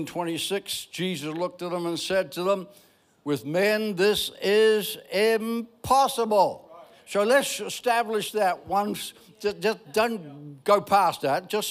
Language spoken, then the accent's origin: English; Ireland; I'm Irish.